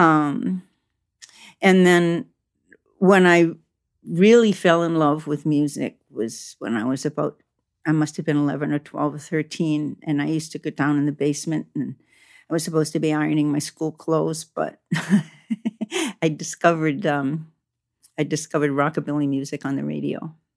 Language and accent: English; United States; also born or lived in Canada; I grew up around Italian American, you know, semi-mafia people, you know, in, in Maine and Massachusetts